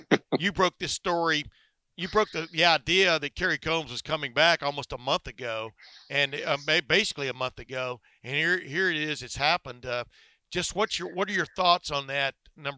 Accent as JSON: {"language": "English", "region": "Texas", "country": "United States", "tie": "born or raised there", "moved": "yes", "said": "I grew up in Texas, and these days I only visit now during that time period"}